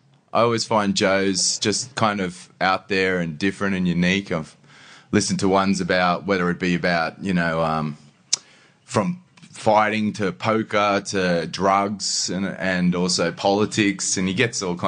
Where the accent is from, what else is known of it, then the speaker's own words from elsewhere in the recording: Sydney, New South Wales, Australia; also born or lived in Thunder Bay, Ontario, Canada; Yeah, Sydney's been home for me for pretty much all my life, actually. Yeah. I was born in Canada